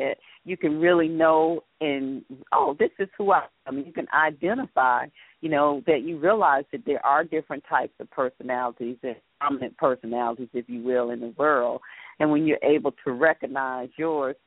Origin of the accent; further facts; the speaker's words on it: Atlanta, Georgia, United States; now in Washington, D.C. area, United States; Growing up in Atlanta versus growing up in a place like where I am now in the D.C. area